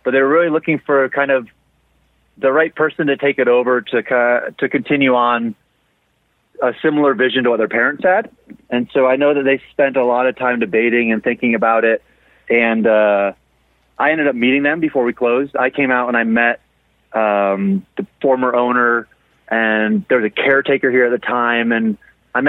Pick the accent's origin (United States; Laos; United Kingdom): United States; Florida; moved away as an adult; now in Cerro Gordo, United States; I grew up in Florida, so I'm used to like flat land